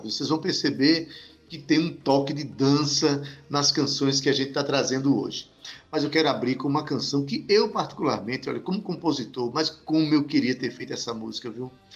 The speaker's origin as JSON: {"language": "Portuguese", "region": "Northeast Region", "country": "Brazil", "said": "a gente é nordestino e feliz por isso"}